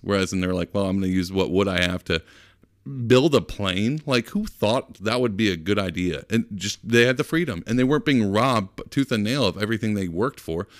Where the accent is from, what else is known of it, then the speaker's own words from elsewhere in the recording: Texas, United States; I'm from Texas